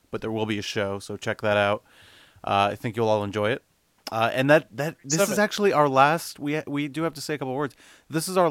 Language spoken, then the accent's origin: English; Miami, Florida, United States; now in Orlando, United States; I'm moving back home to Miami for a bit